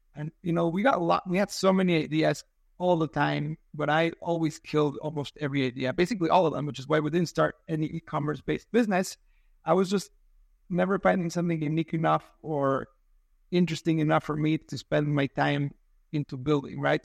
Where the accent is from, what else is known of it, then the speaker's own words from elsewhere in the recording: Mexico City, Mexico; now in San Diego, United States; I'm from Mexico City. I live in San Diego